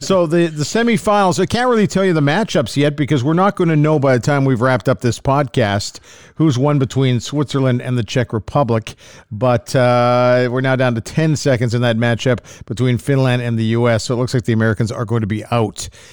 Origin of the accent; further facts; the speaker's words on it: Canada; as a Canadian